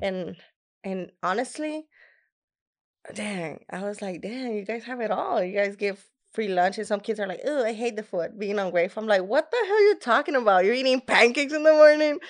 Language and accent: English; Laredo, Texas, United States; first language Spanish; English is a second language; it was in my hometown. It was the first time that I was actually performing in Laredo, Texas